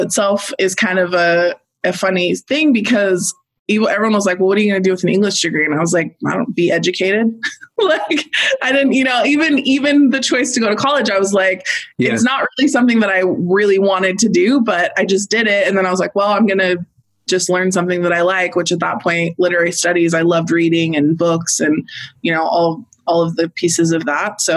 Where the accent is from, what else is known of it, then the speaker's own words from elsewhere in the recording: Washington, United States; moved away as an adult; also born or lived in California; I'm from Washington State. At this point, I was living in California